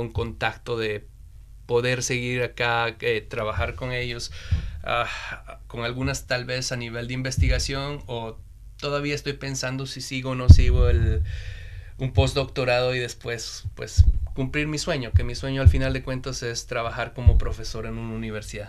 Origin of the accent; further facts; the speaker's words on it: Bolivia; moved away as an adult; also born or lived in China; now in Beijing, China; soy boliviano, estoy viviendo más o menos siete a casi ocho años en China